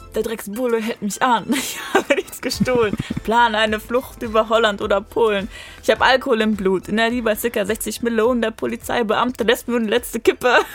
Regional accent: Rheinberg, North Rhine-Westphalia, Germany; also born or lived in Düsseldorf; Ich komme aus Rheinberg

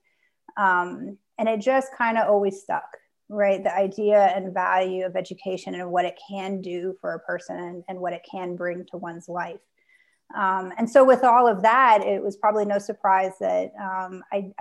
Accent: Southern Indiana, United States; now in Charlottesville, United States; my high school was actually the first high school built in the state of Indiana in Southern Indiana near Louisville, Kentucky.

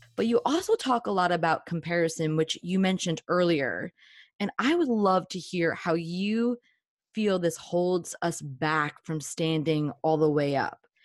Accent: New Jersey, United States; I'm from New Jersey, and we're, like, raised to be

